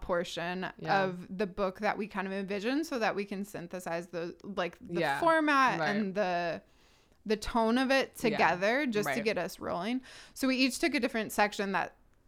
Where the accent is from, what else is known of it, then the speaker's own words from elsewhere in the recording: Chicago, Illinois, United States; moved away; I'm from Chicago